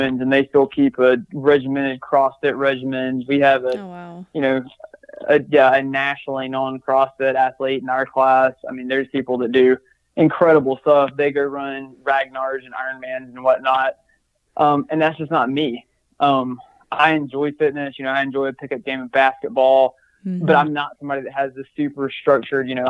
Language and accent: English; Georgia, United States; moved away as an adult; now in Phoenix, United States; I'm from Georgia